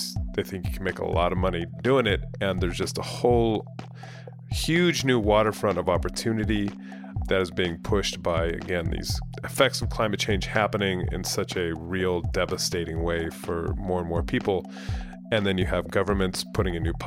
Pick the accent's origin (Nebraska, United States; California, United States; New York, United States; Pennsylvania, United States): California, United States; moved away as an adult; also born or lived in United Kingdom / Spain; I grew up in California. I lived in the UK for 15 years and then I came back, or 13 years, 2 years in Spain